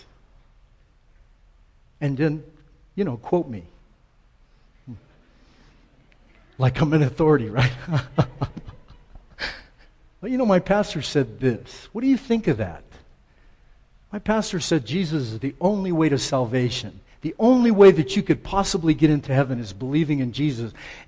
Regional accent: El Paso, Texas, United States; born or raised there

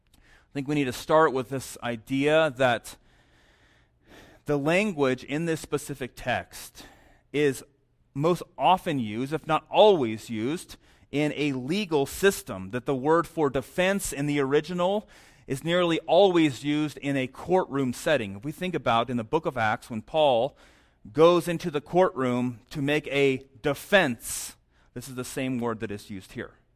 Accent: New Mexico, United States; moved away; also born or lived in St. Louis, Missouri; I'm from New Mexico

